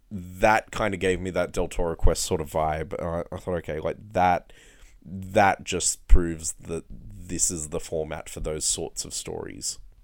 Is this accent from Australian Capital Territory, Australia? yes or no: no; Blue Mountains, New South Wales, Australia; growing up in the Blue Mountains